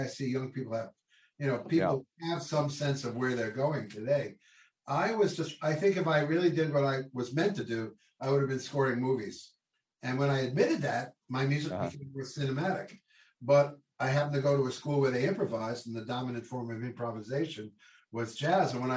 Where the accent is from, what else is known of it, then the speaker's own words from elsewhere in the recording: Long Island, New York, United States; I grew up in Long Island, New York